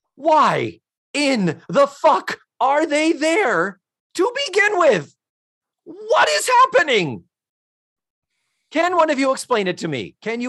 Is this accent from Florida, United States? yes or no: yes; Florida, United States; maybe because we're from Central Florida